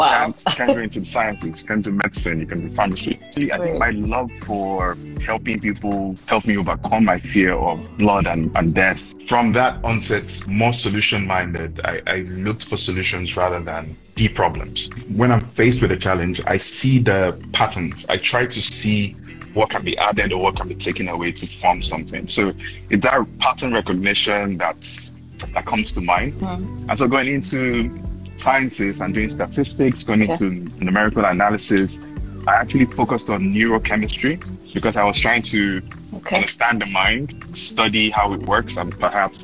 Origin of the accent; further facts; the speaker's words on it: Nigeria; now in Accra, Ghana; I'm from Nigeria, and I'm joining from Accra, Ghana today